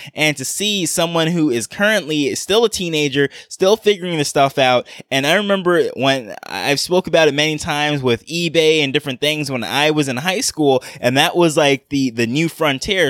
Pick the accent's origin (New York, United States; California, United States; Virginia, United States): New York, United States; I grew up in New York